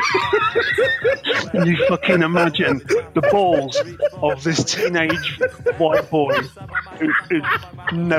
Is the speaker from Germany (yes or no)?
no; Nottingham, East Midlands, United Kingdom; moved away; also born or lived in Leeds; I was born in Leeds, but I grew up in Nottingham